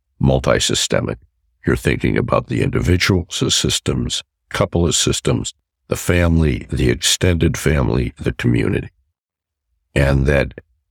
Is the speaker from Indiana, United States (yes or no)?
no; Chicago, Illinois, United States; moved away as an adult; also born or lived in Wilmette, Illinois / Canada; I was back in my hometown